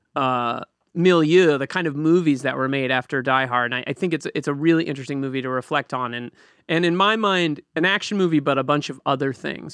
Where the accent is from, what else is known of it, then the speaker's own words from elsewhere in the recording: Boston, Massachusetts, United States; now in New York, United States; Bostonian by birth, New Yorker by by adoption